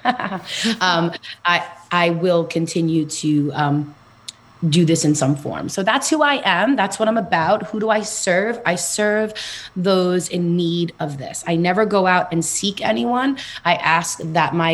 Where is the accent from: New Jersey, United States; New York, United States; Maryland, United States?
New York, United States; New York City; I am from Queens, New York, born and raised. So you'll hear it in my accent.